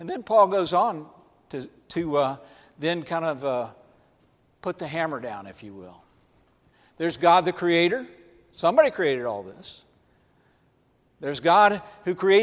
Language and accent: English; Atlanta, Georgia, United States; I grew up in Atlanta, Georgia.